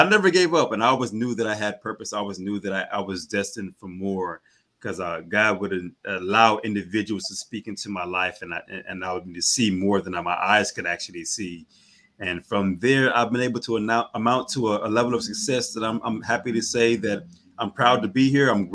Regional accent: Houston, Texas, United States; I was born and raised in Houston, Texas, and I'm still here

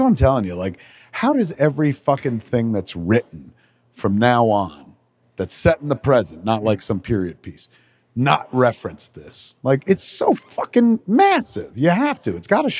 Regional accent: Highlands, New Jersey, United States; I come from Highlands.

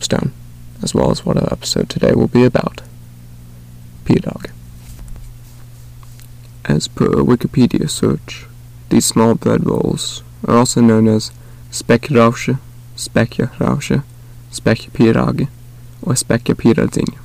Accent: North Carolina, United States; I was born and raised in the United States, specifically North Carolina

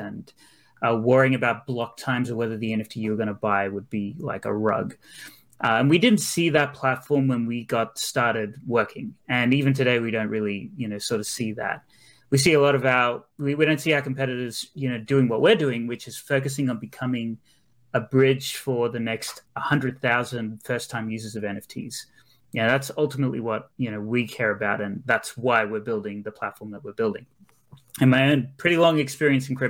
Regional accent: Australia; also born or lived in Brisbane; I'm actually from Australia. So I'm based in Brisbane

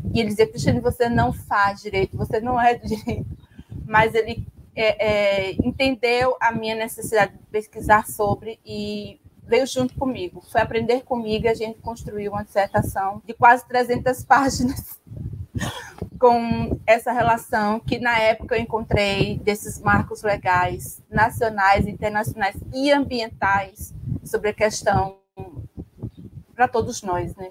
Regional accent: Northeast Brazil, Brazil; como nordestina

